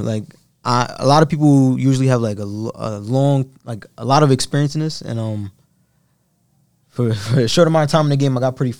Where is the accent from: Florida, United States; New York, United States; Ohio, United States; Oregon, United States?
New York, United States; Brooklyn; So I'm coming from East New York. I lived in East New York pretty much my whole life.